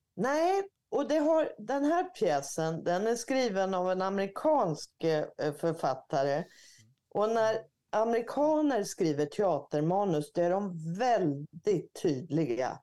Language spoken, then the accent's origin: Swedish; Örebro, Örebro County, Sweden; Strax utanför Örebro där jag är född